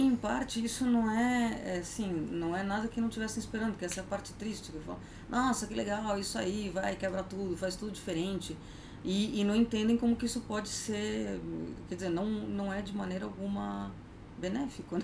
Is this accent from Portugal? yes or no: no; Argentina; now in Brazil; eu nasci na Argentina